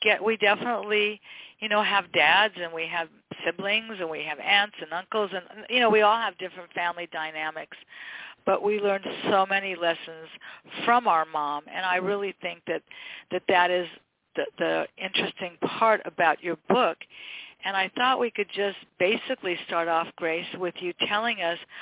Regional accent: Westchester, United States; born and raised in Westchester, went to Westchester High, kids went to Westchester High

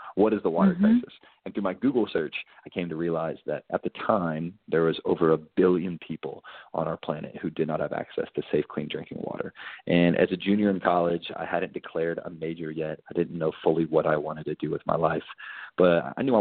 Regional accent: Kentucky, United States; I grew up in Kentucky, and I grew up in the church

